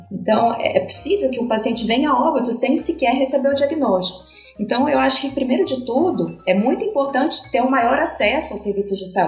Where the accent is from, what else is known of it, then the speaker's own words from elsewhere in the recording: Campina Grande, Paraíba, Brazil; born there; now in Brasília, Brazil; eu sou nascida em Campina Grande, na Paraíba, e eu moro aqui em Brasília.